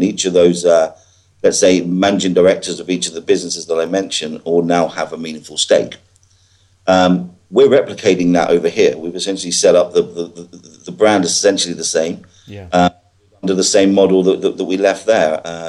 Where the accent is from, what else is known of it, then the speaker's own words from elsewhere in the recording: Ireland; moved away; But, I came over from Ireland, met my girlfriend, moved over from Ireland in 2005, I think it was, and didn't have a clue about recruitment.